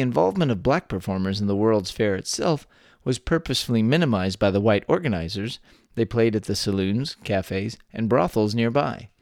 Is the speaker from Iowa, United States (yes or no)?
no; Texas, United States; born or raised there